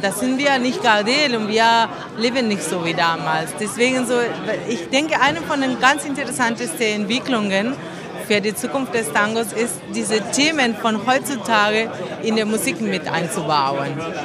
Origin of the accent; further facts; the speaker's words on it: Argentina; German is a second language; moved away; Ich komme aus Argentinien